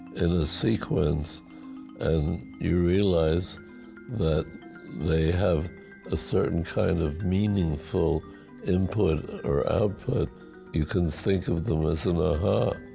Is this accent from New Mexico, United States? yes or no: no; New York, United States; moved away; also born or lived in Saar Basin / San Francisco Bay Area; We were refugees from Hitler, and we arrived April Fool's Day in 1936 in New York. We started out living with relatives in the Bronx and eventually moved to Washington Heights